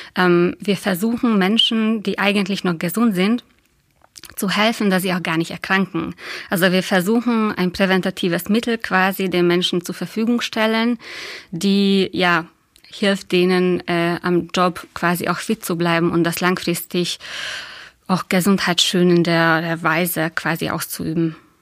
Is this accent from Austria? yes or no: no; Hungary; German is a second language; moved away as an adult; now in Dresden, Germany; Also ich bin Ungarin, habe in Ungarn Kunstgeschichte studiert